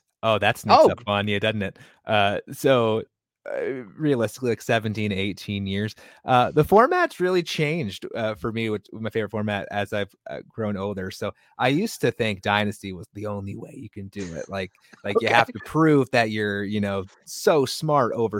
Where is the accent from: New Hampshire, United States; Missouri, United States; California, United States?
New Hampshire, United States; now in Wisconsin, United States; I'm from New Hampshire